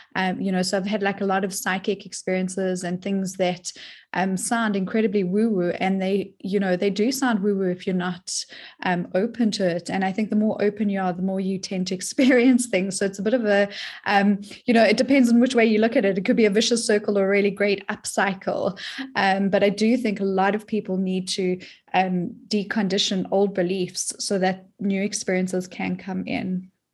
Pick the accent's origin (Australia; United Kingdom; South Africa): South Africa; now in United States; I'm originally from South Africa, um, but I'm stateside now